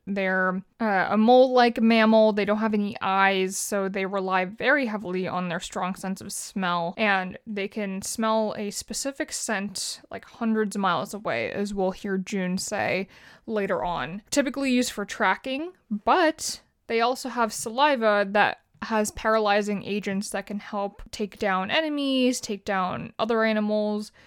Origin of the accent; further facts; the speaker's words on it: Philippines; I'm Filipino.